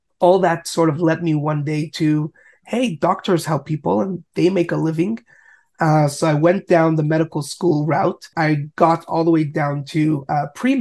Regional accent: Montreal, Quebec, Canada; I grew up in Montreal, Canada

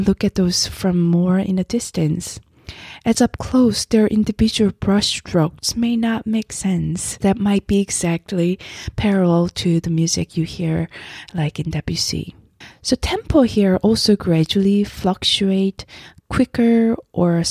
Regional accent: South Korea; moved away; As I grew up in Korea myself

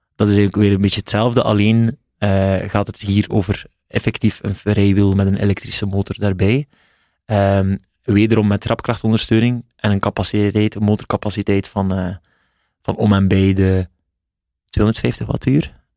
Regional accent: West Flanders, Belgium; accent: West Flemish

